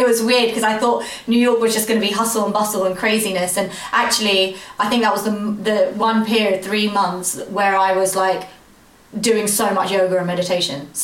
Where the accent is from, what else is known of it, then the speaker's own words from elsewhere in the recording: London, United Kingdom; I'm from London